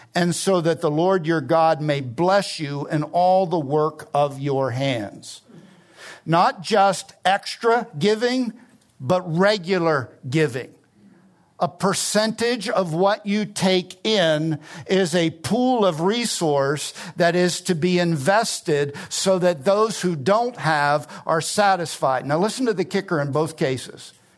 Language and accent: English; New Jersey, United States; I grew up in South Jersey, it's the garden state